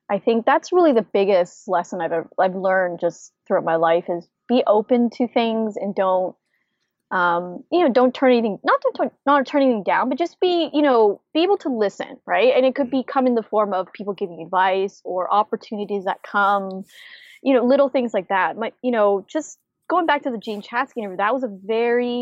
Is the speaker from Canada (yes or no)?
yes; Canada; moved away as an adult; now in United States; I'm originally from Canada and my husband's from the US. And so when I first moved to the US